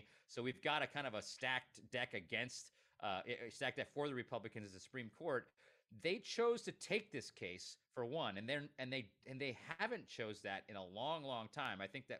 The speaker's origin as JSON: {"language": "English", "town": "Stevens Point", "region": "Wisconsin", "country": "United States", "tie": "born or raised there", "said": "Stevens Point, my hometown"}